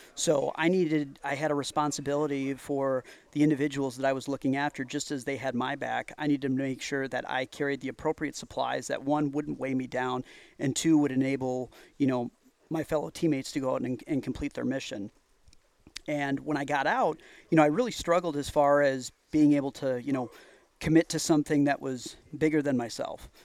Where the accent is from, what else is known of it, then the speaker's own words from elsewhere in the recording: Wisconsin, United States; I'm from Wisconsin